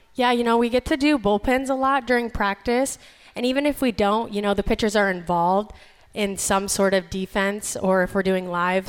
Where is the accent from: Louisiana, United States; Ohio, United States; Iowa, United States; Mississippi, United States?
Iowa, United States; moved away as an adult; now in North Carolina, United States; being from Iowa